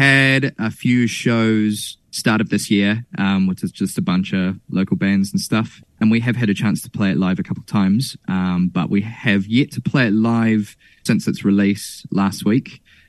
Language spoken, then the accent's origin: English; Cambridge / Hamilton, Waikato, New Zealand; born or raised there